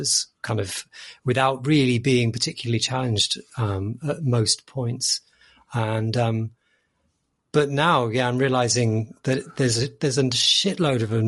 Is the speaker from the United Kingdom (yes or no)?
yes; United Kingdom; we are British